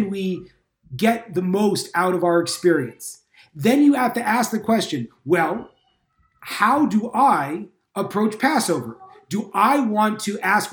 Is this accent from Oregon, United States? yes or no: no; California, United States; moved away; I'm from California originally